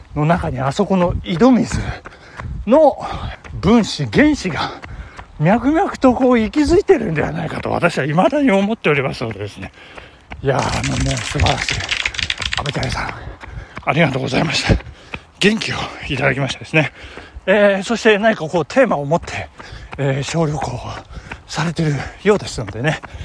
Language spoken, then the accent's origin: Japanese; Shinshu-shinmachi, Nagano, Japan; 我が生まれ故郷、しかも、あの、聖火跡地のですね、信州市町の聖火跡地